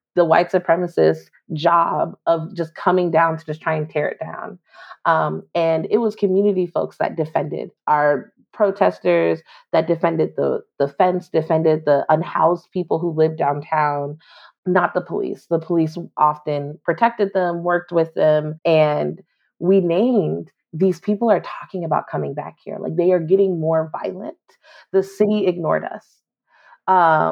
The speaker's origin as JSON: {"language": "English", "town": "New York City", "region": "New York", "country": "United States", "tie": "born or raised there", "moved": "yes", "lives_now": "Washington, DC, United States", "said": "I was born in New York City. I've lived, only lived in New York, in DC."}